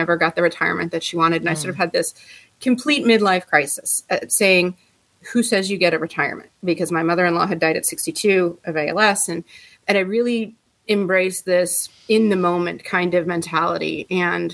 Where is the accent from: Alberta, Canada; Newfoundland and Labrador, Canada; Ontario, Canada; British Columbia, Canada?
Ontario, Canada; Ottawa; moved away as an adult; now in Tampa Bay, United States; I am originally from Canada, Ottawa, Canada, and I moved here to the Tampa Bay area in 1998